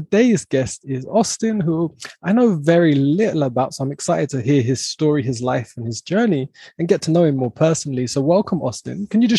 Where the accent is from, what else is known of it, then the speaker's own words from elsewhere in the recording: near Gatwick, South East England, United Kingdom; also born or lived in south of Spain; now in Spain; I'm in the south of Spain, but I'm actually from, it's only, I think it's maybe even 20 minutes from Dorking to Gatwick, where my hometown was.